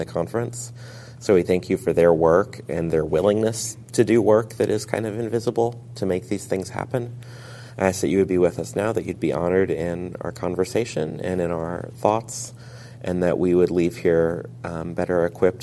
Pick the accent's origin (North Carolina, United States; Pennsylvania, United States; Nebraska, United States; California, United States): Nebraska, United States; Lincoln; I'm from Lincoln, Nebraska.